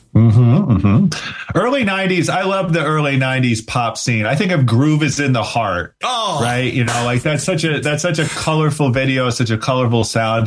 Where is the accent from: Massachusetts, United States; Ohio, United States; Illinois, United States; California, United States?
Ohio, United States; Cleveland; growing up in Ohio in the mid 90s